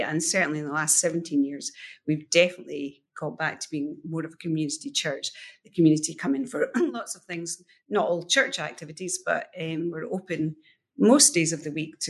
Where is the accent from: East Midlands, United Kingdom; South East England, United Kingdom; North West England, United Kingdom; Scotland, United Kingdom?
Scotland, United Kingdom; Edinburgh; when I grew up in Granton